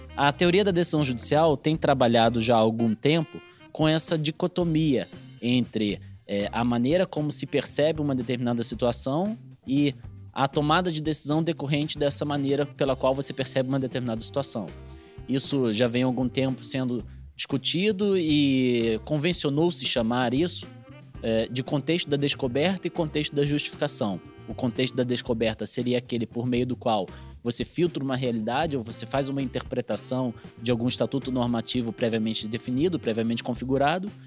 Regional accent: Rio de Janeiro, Brazil; moved away as an adult; also born or lived in Minas Gerais; now in Paraná, Brazil; eu sou carioca, vim aqui para o Paraná depois de um, um tempinho em Minas Gerais como procurador da Fazenda Nacional

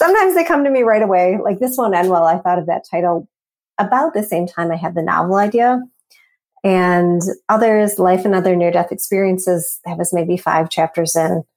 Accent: Ann Arbor, Michigan, United States; I grew up with Borders in Ann Arbor

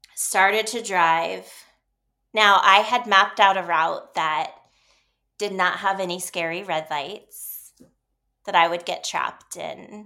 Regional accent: Ohio, United States; moved away as an adult; also born or lived in Dallas / New York / Seattle; I grew up in Ohio

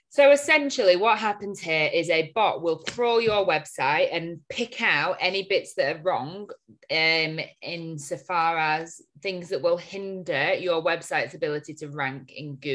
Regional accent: Chorley, North West England, United Kingdom; we are from Chorley, see.

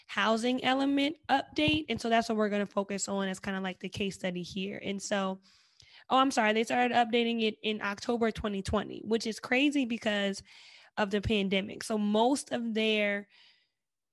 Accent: East Coast, United States; moved away; I come from the East Coast

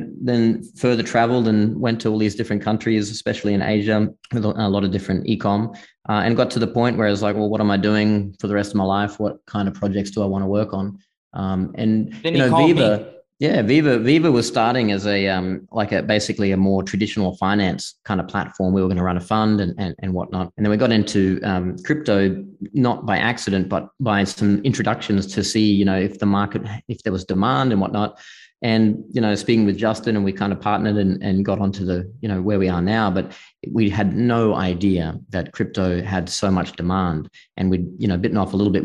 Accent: far north Queensland, Australia; accent: Australian; moved away as an adult; also born or lived in Singapore / Hong Kong / Malta / United States; I grew up in the bush in Australia, far north Queensland, kind of off grid

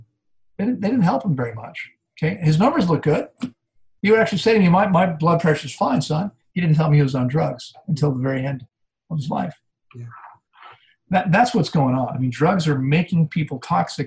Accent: D.C., District of Columbia, United States; I grew up outside of Washington, D.C.

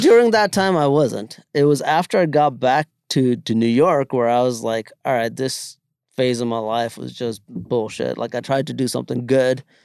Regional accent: India; moved away; growing up in India

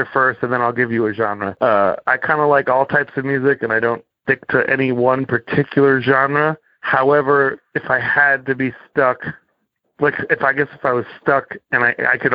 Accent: Cape Cod, Massachusetts, United States; moved away; I grew up on Cape Cod, Massachusetts

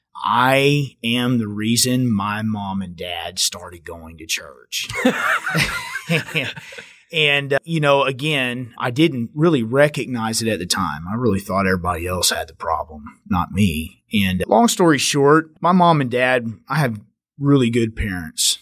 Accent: Richland Hills, Texas, United States; I grew up here, right here, just outside of Fort Worth, Richland Hills

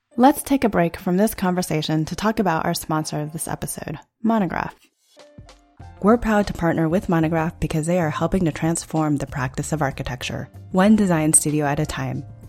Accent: Los Alamos, New Mexico, United States; I grew up in Los Alamos, New Mexico

